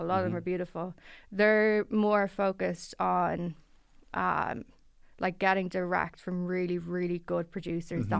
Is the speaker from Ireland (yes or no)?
yes; Dublin, Leinster, Ireland; I grew up in Blanche